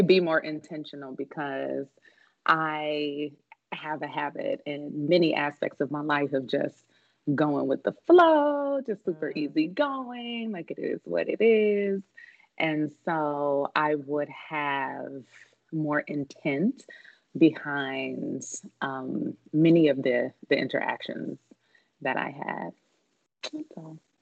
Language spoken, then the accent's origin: English; Kansas City, Missouri, United States; my hometown from Kansas City